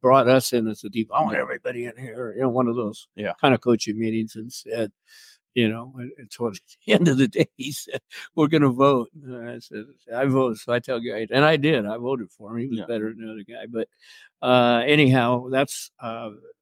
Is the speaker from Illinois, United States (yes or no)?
no; Southern California, United States; moved away; I grew up in Southern California, so that was kind of home to me